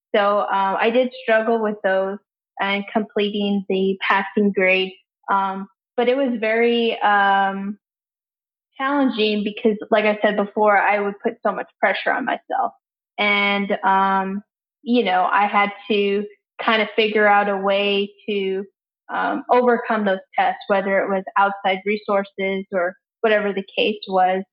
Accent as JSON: {"language": "English", "town": "San Antonio", "region": "Texas", "country": "United States", "also_born_or_lived": "Houston", "said": "I'm from San Antonio"}